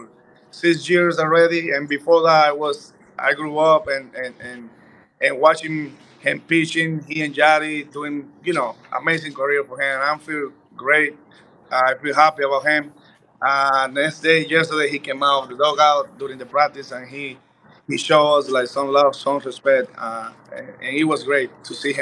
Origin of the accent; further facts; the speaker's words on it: Dominican Republic; moved away as an adult; I'm Dominican, man. You know, I'm from the Caribbean, Dominican Republic. So we kind of dance. We grew up, like, dancing everywhere.